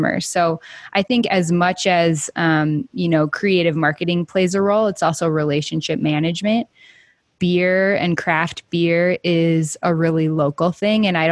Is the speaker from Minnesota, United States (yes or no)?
yes; Minnesota, United States; I'm from Minnesota, so it's basically Southern Canada